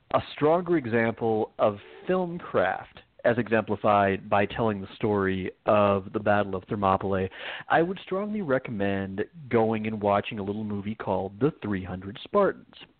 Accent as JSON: {"language": "English", "region": "Arizona", "country": "United States", "moved": "yes", "said": "oh, I miss my home state"}